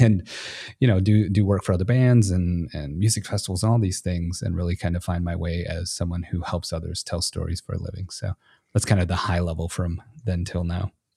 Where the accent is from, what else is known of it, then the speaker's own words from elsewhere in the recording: Michigan, United States; moved away as an adult; now in Texas, United States; I was born and raised in Michigan